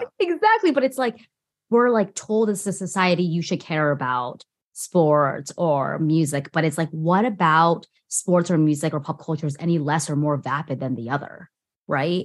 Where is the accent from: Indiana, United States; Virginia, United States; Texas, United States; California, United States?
California, United States; Orange County; growing up in orange county and being at like an hour away from